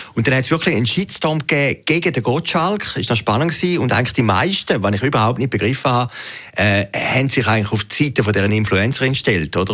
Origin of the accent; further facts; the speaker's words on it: Zurich, Switzerland; als Zürcher